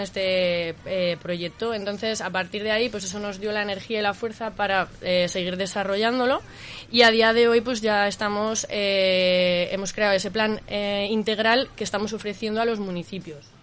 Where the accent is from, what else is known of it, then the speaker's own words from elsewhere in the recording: Asturias, Spain; moved away as an adult; now in Zaragoza, Spain; soy eh, asturiana, yo nací en Asturias